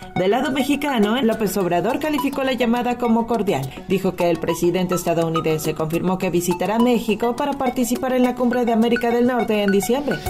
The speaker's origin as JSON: {"language": "Spanish", "country": "Venezuela", "moved": "as an adult", "said": "Yo soy uno también, un venezolano que ingresé hace allá"}